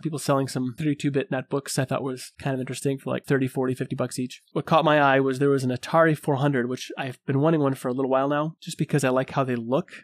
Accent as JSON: {"language": "English", "region": "Michigan", "country": "United States", "said": "I'm from Michigan"}